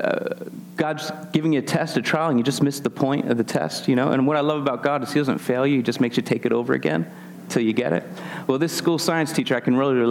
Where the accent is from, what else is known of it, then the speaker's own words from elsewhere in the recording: Philadelphia, Pennsylvania, United States; moved away; I'm actually born and raised in the Philadelphia area